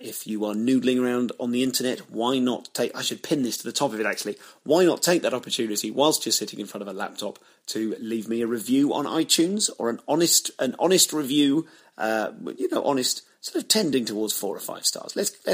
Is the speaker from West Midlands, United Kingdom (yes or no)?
yes; Leamington Spa, West Midlands, United Kingdom; where I grew up in Leamington Spa